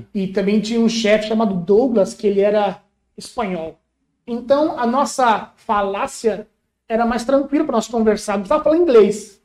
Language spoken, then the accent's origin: Portuguese; Brazil; moved away as an adult; also born or lived in Bognor Regis, England; a gente é brasileiro